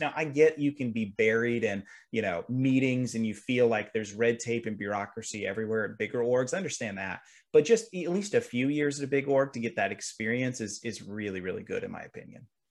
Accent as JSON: {"language": "English", "region": "Kentucky", "country": "United States", "said": "I'm actually from Kentucky"}